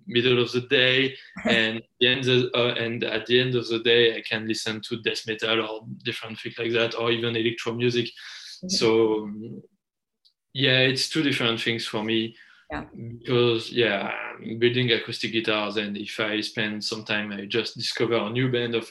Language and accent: English; Paris, Île-de-France, France; English is a second language; moved away as an adult; now in Basque Country, France; I'm from Paris. I'm born in Paris and I lived like 20 years in Paris.